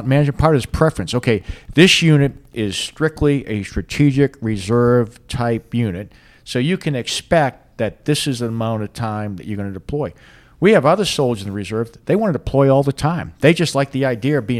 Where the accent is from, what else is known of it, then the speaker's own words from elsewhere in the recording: Boston, Massachusetts, United States; moved away; I'm from Boston, and at least where I was from, we don't do a whole lot of farming where I was from